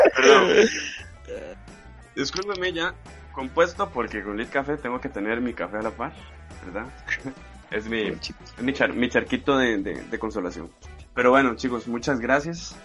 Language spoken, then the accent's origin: Spanish; Costa Rica; uno como Tico